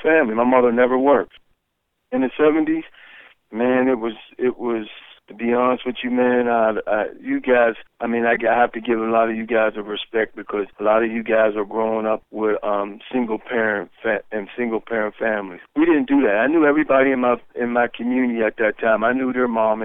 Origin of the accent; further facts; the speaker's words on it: Pittsburgh, Pennsylvania, United States; also born or lived in Athens, Ohio; growing up in Hazelwood was a great experience